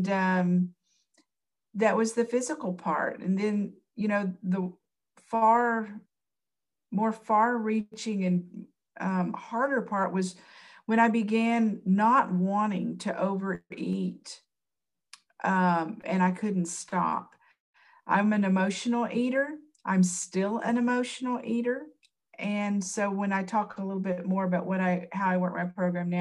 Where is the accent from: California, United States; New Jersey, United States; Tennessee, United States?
Tennessee, United States; I'm from Tennessee